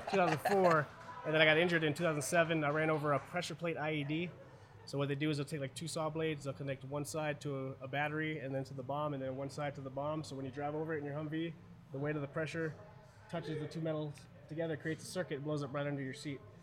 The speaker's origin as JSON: {"language": "English", "country": "Germany", "tie": "born or raised there", "moved": "yes", "lives_now": "United States", "said": "I was born in Germany, 100%. Both my parents are German."}